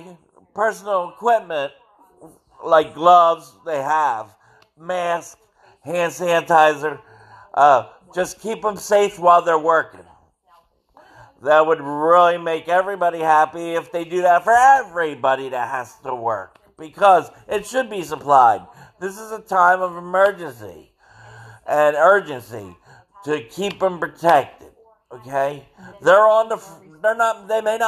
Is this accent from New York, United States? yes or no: no; Cumberland County, New Jersey, United States; also born or lived in Atlantic City, New Jersey / Somers Point, New Jersey / Pittsgrove, New Jersey; Then we basically stayed in the Cumberland County area